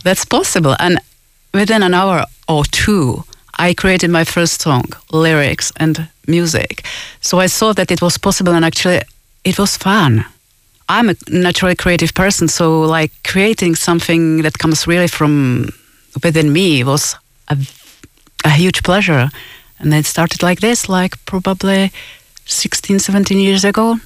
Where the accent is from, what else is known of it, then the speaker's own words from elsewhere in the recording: Czechia; moved away; I'm originally from Czech Republic, so of course I give quite a lot of gigs in Czech Republic